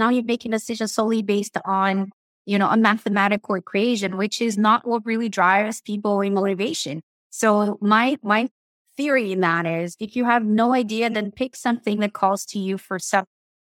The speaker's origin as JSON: {"language": "English", "country": "Brazil", "lives_now": "New Brunswick, California, United States", "said": "How I got to New Brunswick. So I'm from Brazil. And I mentioned my dad's visiting from Brazil."}